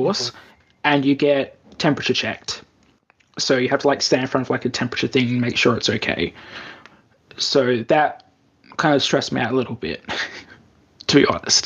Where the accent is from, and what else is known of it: Australia; born or raised there; moved away as an adult; now in Japan